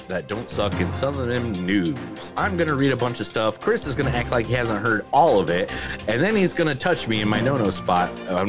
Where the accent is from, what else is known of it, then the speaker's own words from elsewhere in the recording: Ireland; I'm fucking Irish